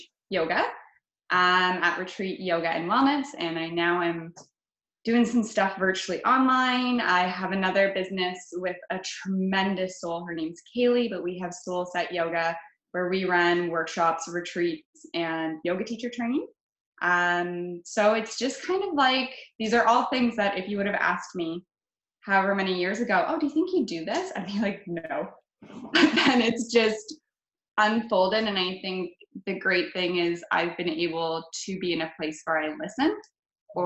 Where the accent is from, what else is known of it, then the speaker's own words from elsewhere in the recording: London, Ontario, Canada; London, Ontario is my hometown